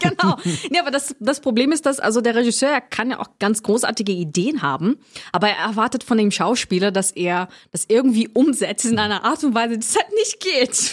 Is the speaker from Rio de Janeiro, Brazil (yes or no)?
yes; Itaguaí, Rio de Janeiro, Brazil; German is a second language; also born or lived in Hamburg; now in Germany; ich komme aus Rio, aus einer Stadt, die heißt Itaguaí. Das ist eine kleine Stadt